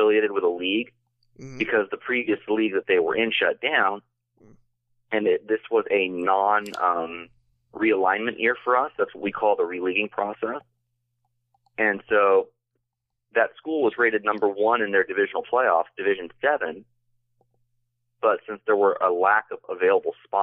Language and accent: English; Mission Viejo / Menifee, California, United States; also born or lived in Delaware / outside Philadelphia; I was born in Mission Viejo